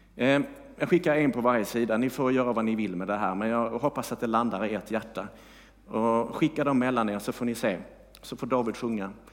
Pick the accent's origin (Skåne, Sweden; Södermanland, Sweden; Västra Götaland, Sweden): Skåne, Sweden; now in Bankeryd, Sweden; jag är skåning